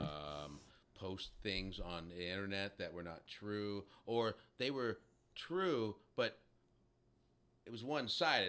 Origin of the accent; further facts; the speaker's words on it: Texas, United States; I'm from Texas.